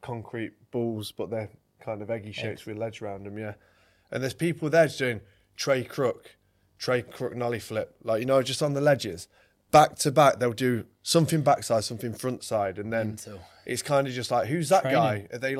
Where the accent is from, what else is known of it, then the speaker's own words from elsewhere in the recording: England, United Kingdom; I'm from England, mate.